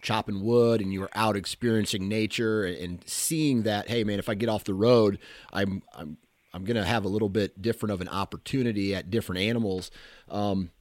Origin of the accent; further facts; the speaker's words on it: Iowa, United States; I'm from Iowa. I've been, you know, born into the state here